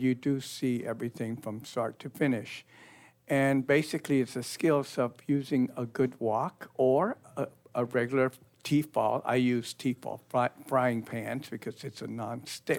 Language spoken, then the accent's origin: English; Northern California, United States; moved away; I was raised in Northern California